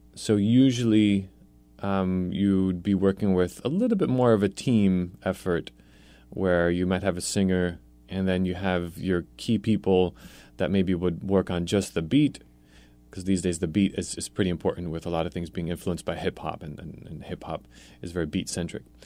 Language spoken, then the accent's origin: English; New York City, New York, United States; also born or lived in Poland; I was born in Poland, so I have the immigrant roots. Um, we came here when I was, I started kindergarten in New York City